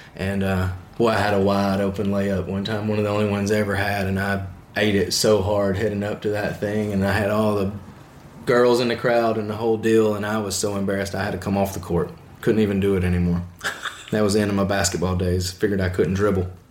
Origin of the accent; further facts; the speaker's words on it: the South, Alabama, United States; I'm from the South